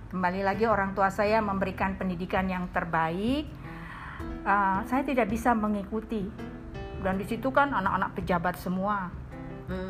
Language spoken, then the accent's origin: Indonesian; Medan, North Sumatra, Indonesia; moved away as an adult; now in Jakarta, Indonesia; saya S M P, S M A itu di Medan